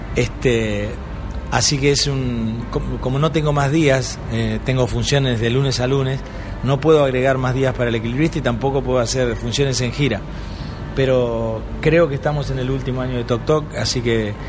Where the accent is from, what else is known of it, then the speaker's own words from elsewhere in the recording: Paraná, Entre Ríos, Argentina; moved away as an adult; now in Buenos Aires, Argentina; yo nací en Entre Ríos, en una provincia argentina, en eh, una ciudad que se llama Paraná, una capital de provincia